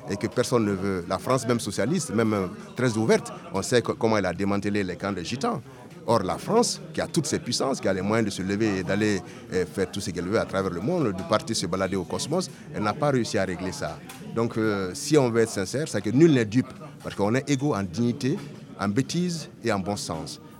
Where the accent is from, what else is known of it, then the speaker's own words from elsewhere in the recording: Dakar, Senegal; born there; Je suis né à Dakar, la capitale de l'Afrique occidentale française.